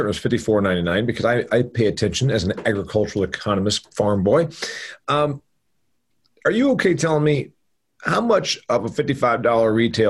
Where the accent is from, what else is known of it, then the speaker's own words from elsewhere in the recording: Indiana, United States; I toured a place in my home state of Indiana about a decade ago